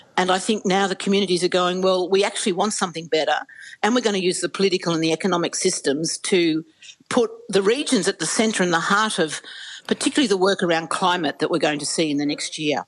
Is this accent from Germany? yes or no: no; Australia; enormous pride and patriotism in being an Australian